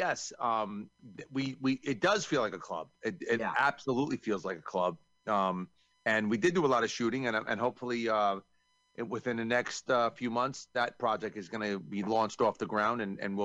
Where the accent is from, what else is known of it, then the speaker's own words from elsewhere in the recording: New York, United States; I'm from New York